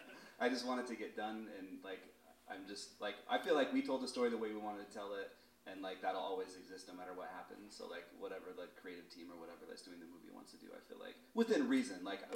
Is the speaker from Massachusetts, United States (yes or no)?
no; Sioux City, Iowa, United States; moved away; Sioux City, Iowa, my hometown.